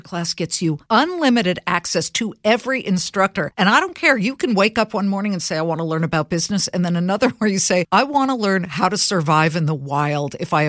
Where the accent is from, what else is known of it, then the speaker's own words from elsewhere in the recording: Los Angeles, California, United States; moved away; also born or lived in Cleveland, Ohio / Columbus, Ohio; I'm from L.A.